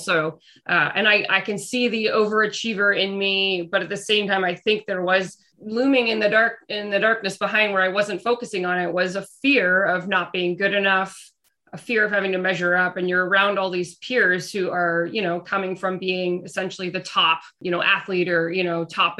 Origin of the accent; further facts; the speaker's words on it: Burlington, Ontario, Canada; moved away as an adult; also born or lived in New Jersey; I grew up in Burlington, Ontario